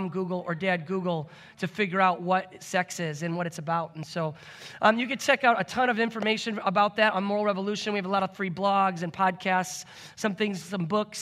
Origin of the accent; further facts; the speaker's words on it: Michigan, United States; moved away as an adult; now in Bethel, United States; Grew up in Michigan